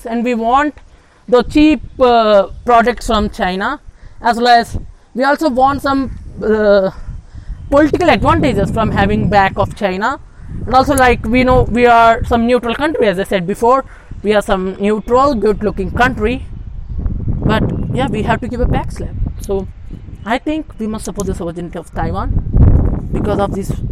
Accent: India; How we Indians feel about Pakistan

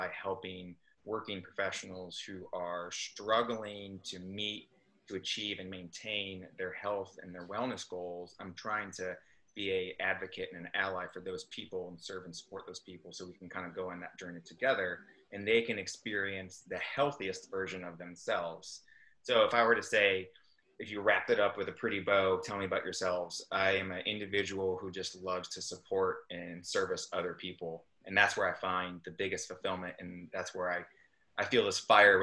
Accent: upstate New York, United States; also born or lived in Santiago, Chile; now in North Carolina, United States; I was raised in upstate New York

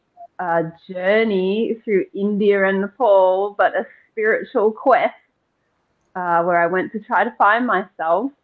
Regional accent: Blue Mountains, New South Wales, Australia; I grew up here in the Blue Mountains

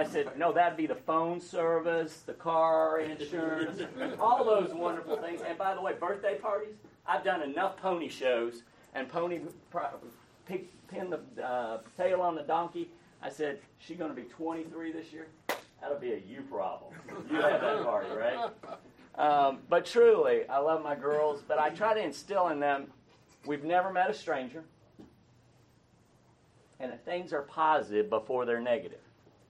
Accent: Roswell, Georgia, United States; I grew up in Roswell. I was a JCPenney brat, and we moved around the country.

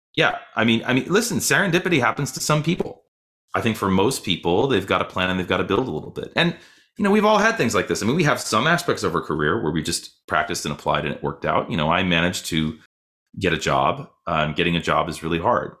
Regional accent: Boston, Massachusetts, United States; also born or lived in Michigan / New York; now in Louisville, United States; I grew up in Boston.

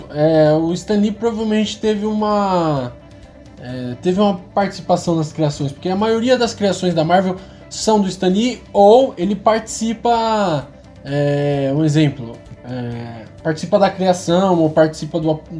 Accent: China; só porque eu sou chinês é mandarim, sabe?

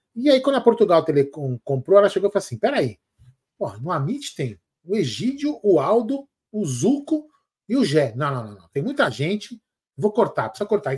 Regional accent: São Paulo, Brazil; a gente é daqui de São Paulo

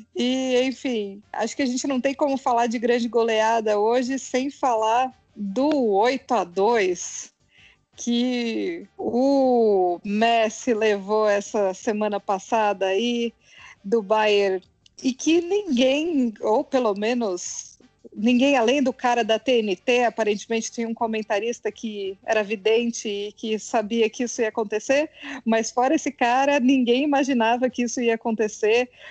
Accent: São Paulo, Brazil; now in Brasília, Brazil; sou de São Paulo, mas estou morando em Brasília

